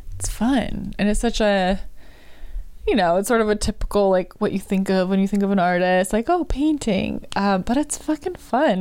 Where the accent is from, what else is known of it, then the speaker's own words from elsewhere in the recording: Marshfield, United States; my hometown, Marshfield